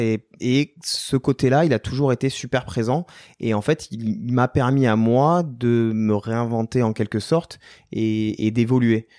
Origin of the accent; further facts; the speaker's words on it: Tarbes, Occitania, France; also born or lived in Basque Coast; suis né à Tarbes, ouais, qui est au, pied des Pyrénées, euh, devant euh, devant la chaîne des Pyrénées, au pied du pic du Midi, et on vivait au gré des saisons, c'est-à-dire l'hiver en montagne et l'été sur la côte basque